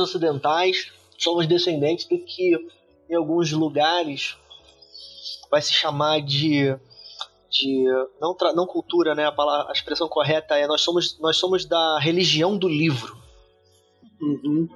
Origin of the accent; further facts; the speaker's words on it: Brazil; a gente é brasileiro